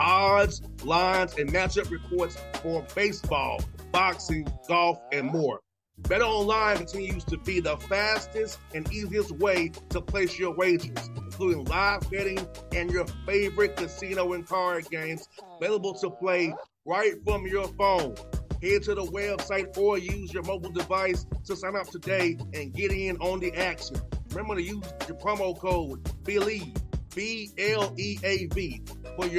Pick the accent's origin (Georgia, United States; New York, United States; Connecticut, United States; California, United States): Georgia, United States; Atlanta; I grew up in Atlanta, on the west side of Atlanta